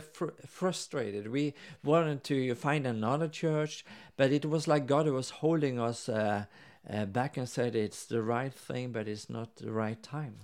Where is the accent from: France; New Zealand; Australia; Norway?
Norway; now in Sweden; since I'm from Norway